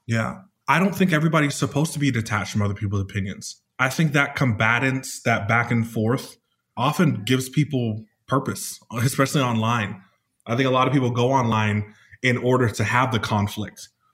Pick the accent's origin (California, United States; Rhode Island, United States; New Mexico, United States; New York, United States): California, United States; now in Arizona, United States; I'm from California here in the United States. I live in Arizona right now